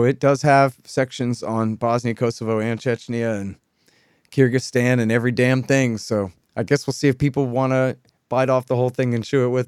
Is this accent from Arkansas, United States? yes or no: no; Texas, United States; I'm a Texan